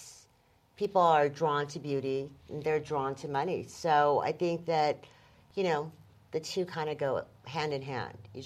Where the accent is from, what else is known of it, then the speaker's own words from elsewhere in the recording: Beverly Hills, California, United States; I grew up in Beverly Hills